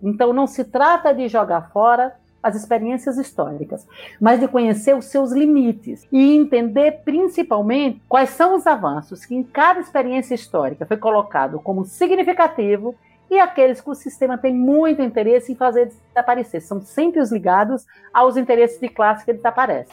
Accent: Bahia, Brazil; moved away as an adult; also born or lived in São Paulo; Eu saí da Bahia aos 19 anos de idade para não morrer de fome, fui para São Paulo

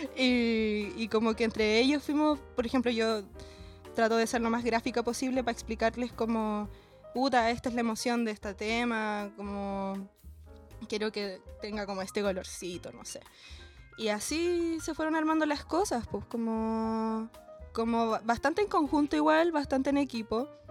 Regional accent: Talcahuano, Biobío, Chile; moved away as an adult; also born or lived in Chiguayante; now in Santiago, Chile; yo soy de Talcahuano ¿no? Viví en Chihuayante igual como en mi adolescencia, que es una ciudad bastante cerca de Talcahuano, donde llovía caleta cuando era chica

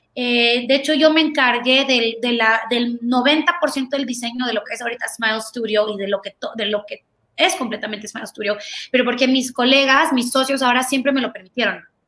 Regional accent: Tegucigalpa, Francisco Morazán, Honduras; moved away as an adult; also born or lived in Guatemala / Mexico; nací en Guatemala, pero realmente soy mexicana y viví creo que 18, 19 años de mi vida en Tegucigalpa, Honduras

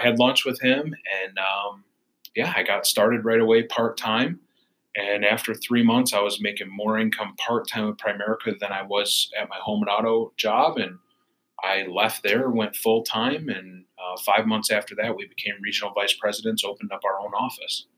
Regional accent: Royal Oak, Michigan, United States; now in Warren, United States; We live in Warren. I'm originally from Royal Oak, Michigan

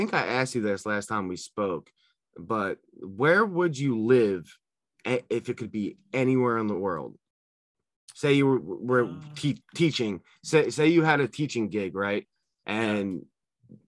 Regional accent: Philadelphia, Pennsylvania, United States; I'm from Northeast Philly

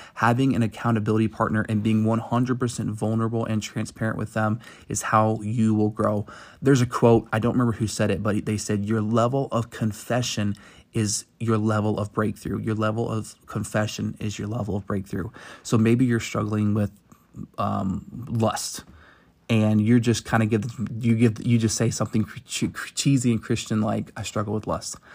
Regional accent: Virginia, United States; moved away; also born or lived in Tennessee; I'm from the South, uh, originally from Virginia, born in Tennessee

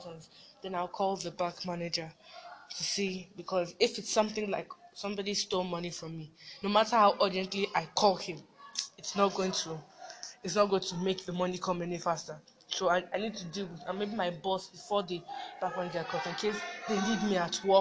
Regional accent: Edo, Nigeria; I am from Edo State.

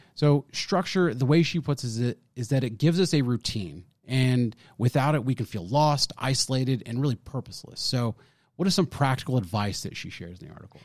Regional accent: California, United States; also born or lived in Arizona; now in Texas, United States; I'm born and raised in California, and then I, so, and then I moved to Arizona

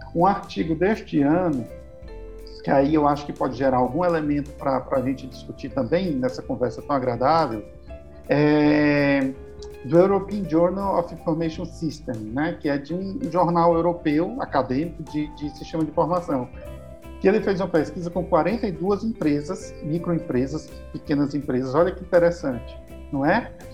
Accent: Brazil; moved away as an adult; now in Portugal; da cidade onde eu nasci, onde eu cresci, desenvolvi, me desenvolvi profissionalmente

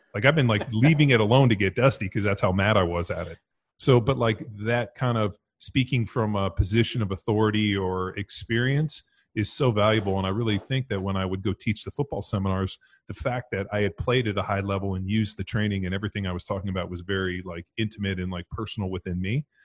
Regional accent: Southern California, United States; me growing up in Southern California.

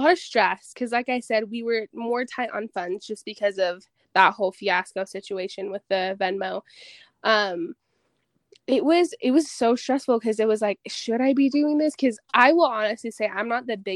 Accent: Utah, United States; It's funny cuz growing up in Utah County, I'm not going to say that I hated Provo, but I definitely had my thoughts

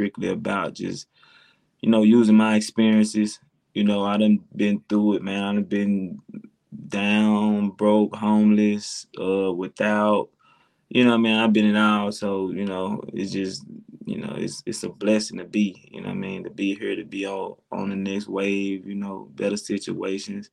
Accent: Tennessee, United States; I'm from Tennessee

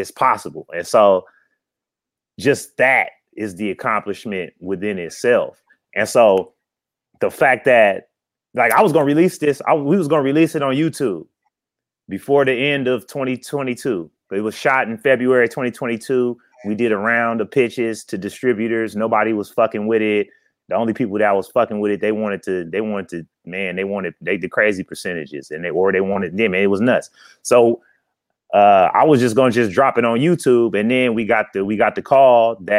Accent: Oakland, California, United States; I'm from Oakland, California

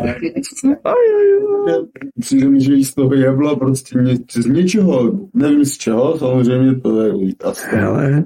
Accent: Moravia, Czechia; u nás na Moravě

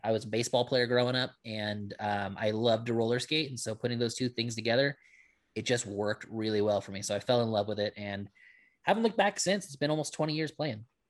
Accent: Hawaii, United States; I'm Filipino, I'm Hawaiian

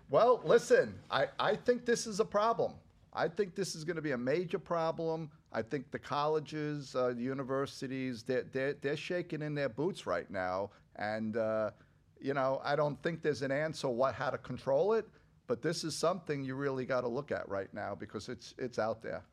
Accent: New York, United States; I'm a New Yorker

